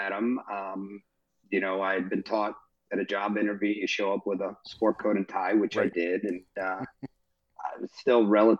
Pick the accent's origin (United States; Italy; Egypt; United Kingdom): United Kingdom; England; I'm English as well. My mom's from Liverpool